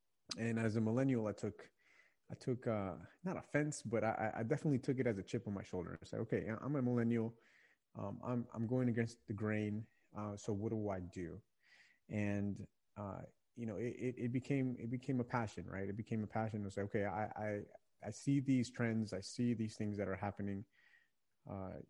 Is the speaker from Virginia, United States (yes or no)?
yes; Virginia, United States; I've lived my entire life in Virginia